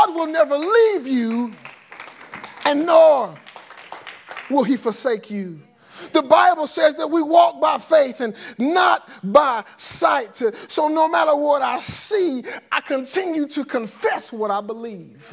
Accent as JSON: {"language": "English", "town": "Forestdale", "region": "Alabama", "country": "United States", "tie": "born or raised there", "said": "I grew up in Forestdale. They call this quote unquote Tornado Alley. The April 27th tornado tore down my neighborhood"}